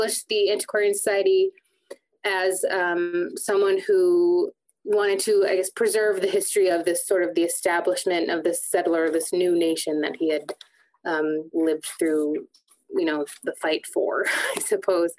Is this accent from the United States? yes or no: yes; Worcester, Massachusetts, United States; also born or lived in Delaware; I ended up in Worcester because I'm from Worcester, like I very deeply embedded in the history in Worcester.